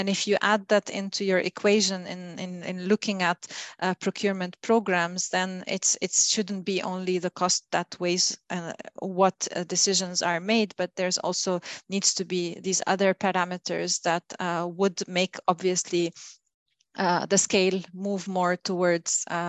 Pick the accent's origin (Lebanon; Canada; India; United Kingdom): Lebanon; I've been always environmentally conscious, you know, as a child growing up in Lebanon